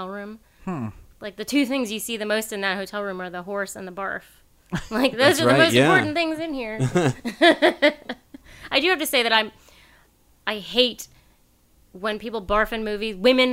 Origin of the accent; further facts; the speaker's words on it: Virginia, United States; if you lived in the South, like I did, I grew up in Virginia